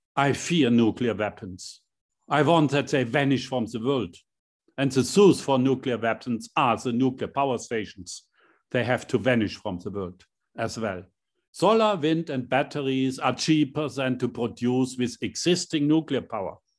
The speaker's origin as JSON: {"language": "English", "town": "Hammelburg", "region": "Bavaria", "country": "Germany", "tie": "born or raised there", "said": "as a chancellor for my small hometown, seven thousand inhabitants in Hammelburg, a very small town"}